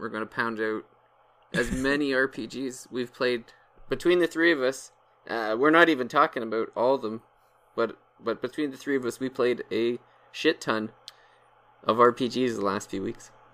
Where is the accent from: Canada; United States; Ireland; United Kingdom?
Canada; I'm Canadian